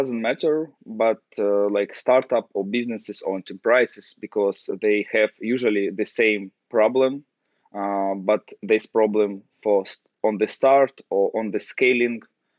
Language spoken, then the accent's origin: English; Ukraine; English is a second language; moved away as an adult; now in London, United Kingdom; I'm based in London, and I just relocated to London from Ukraine. And I try to adapt to the new system, to the new country, to all people, all new for me.